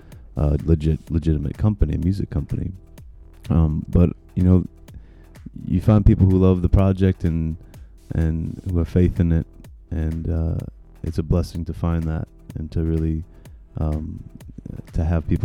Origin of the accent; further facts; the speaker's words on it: Minneapolis, Minnesota, United States; now in Chicago, United States; Minneapolis, my hometown